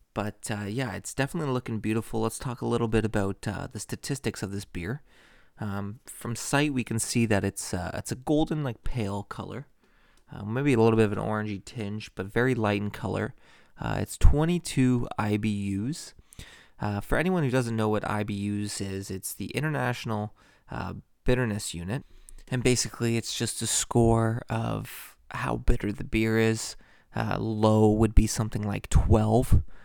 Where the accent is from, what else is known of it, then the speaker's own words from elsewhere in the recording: Toronto, Ontario, Canada; Toronto, Ontario, Canada. So, pretty much my hometown